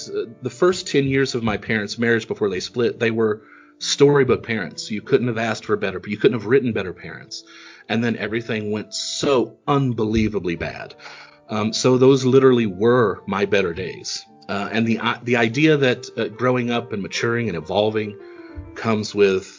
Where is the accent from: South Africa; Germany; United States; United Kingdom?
United States; East Coast; also born or lived in Kentucky; I grew up on the East Coast, but I was born in Kentucky.